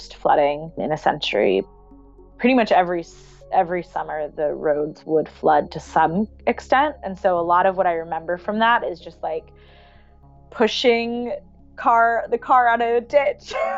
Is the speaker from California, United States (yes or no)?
no; Princeton, New Jersey, United States; moved away as an adult; I grew up in Jersey, but I don't have deep ancestral ties to Jersey.